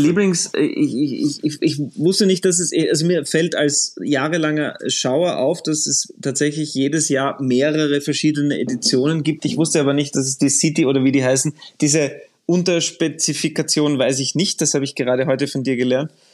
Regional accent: Austria; ich als Österreicher

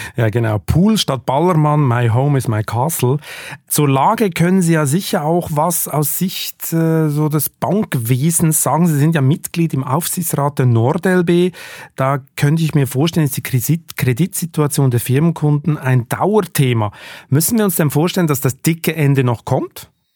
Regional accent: Switzerland; Ich als Schweizer

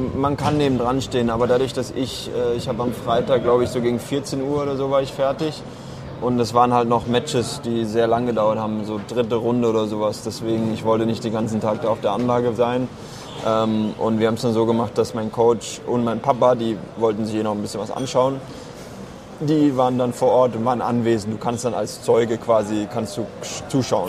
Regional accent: Karlsruhe, Baden-Württemberg, Germany; ein Jahr in Karlsruhe Ruppur, da wo ich herkomme

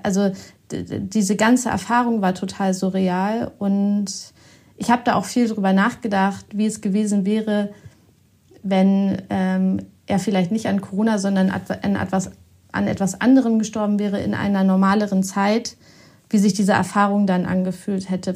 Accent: Osnabrück, Lower Saxony, Germany; moved away as an adult; also born or lived in Bielefeld; now in Hamburg, Germany; ich bin ganz in der Nähe von Bielefeld aufgewachsen, in Osnabrück.

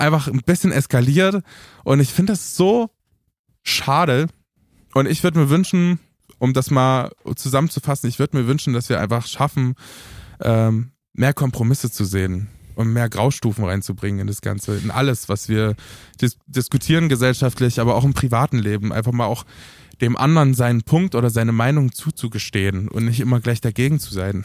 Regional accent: Romania; bei uns, bei uns in Rumänien

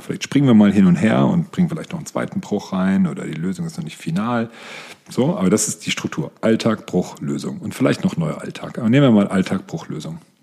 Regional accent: near Frankfurt, Hesse, Germany; Ich bin in der Nähe von Frankfurt aufgewachsen

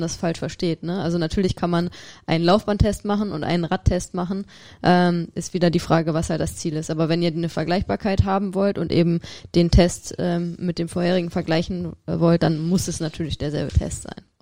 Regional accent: Rhineland, Germany; Ich als Rheinländerin

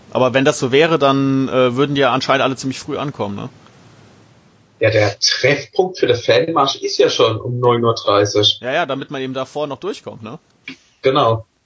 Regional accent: Neustadt, Germany; Ich komme ja aus Neustadt

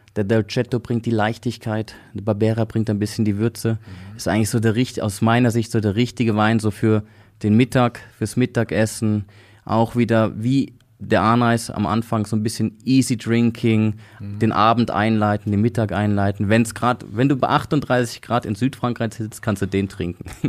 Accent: Switzerland; bei uns in der Schweiz

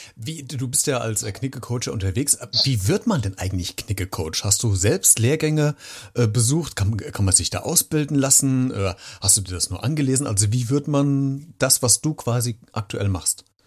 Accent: Germany; wir gerne machen als Deutschen

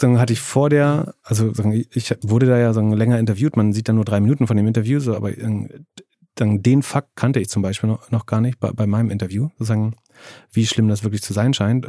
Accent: Greifswald, Mecklenburg-Vorpommern, Germany; in meiner Heimatstadt in Greifswald

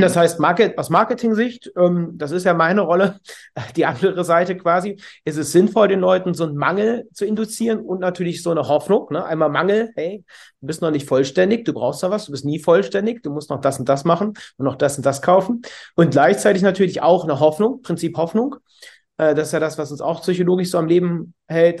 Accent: Cologne, North Rhine-Westphalia, Germany; bin aus Köln, 37 Jahre alt

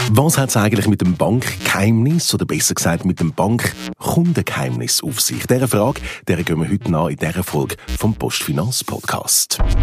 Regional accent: Switzerland; wir das hier in der Schweiz

